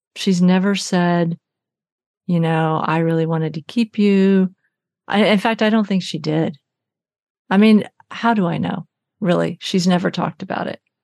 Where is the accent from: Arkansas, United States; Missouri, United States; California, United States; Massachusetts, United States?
Arkansas, United States; now in Oakland, United States; I was born in Arkansas in a Florence Crittenden home